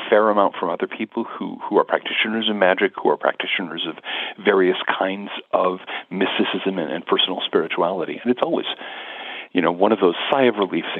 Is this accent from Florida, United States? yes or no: no; Seattle, Washington, United States; I grew up in the Seattle suburbs.